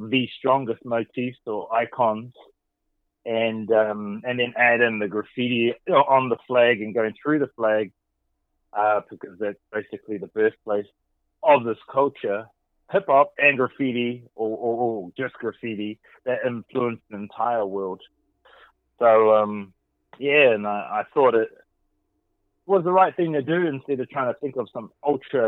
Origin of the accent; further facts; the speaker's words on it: Gisborne, New Zealand; growing up in New Zealand, which is very far away from America